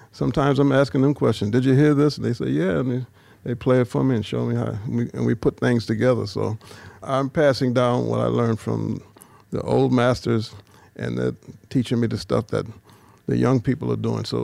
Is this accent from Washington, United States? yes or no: no; New Orleans, Louisiana, United States; I realized that since I came from New Orleans, and all of the generations who uh, innovated jazz were still alive